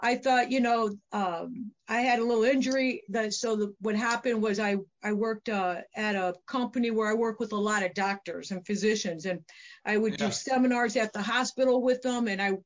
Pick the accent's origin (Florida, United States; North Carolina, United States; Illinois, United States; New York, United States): Illinois, United States; Aurora; also born or lived in Oswego, Illinois; I'm from Aurora, Illinois, originally, and my club is in Oswego